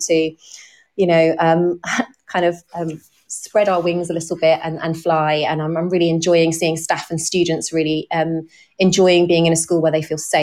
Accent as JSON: {"language": "English", "town": "Corby", "region": "East Midlands", "country": "United Kingdom", "tie": "born or raised there", "said": "I'm from Corby in Northamptonshire, and the school where I'm currently the head teacher is Lodge Park Academy in Corby, so it's in my hometown"}